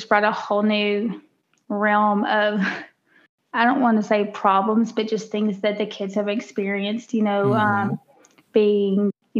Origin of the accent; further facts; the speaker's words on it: Natchitoches, Louisiana, United States; moved away as an adult; now in Dallas-Fort Worth, United States; I am from a tiny town in Louisiana called Natchitoches.